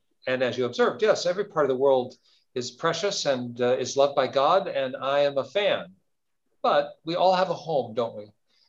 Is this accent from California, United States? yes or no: no; Seattle, Washington, United States; I'm a Seattle guy. I grew up in Seattle. I'm from the Pacific Northwest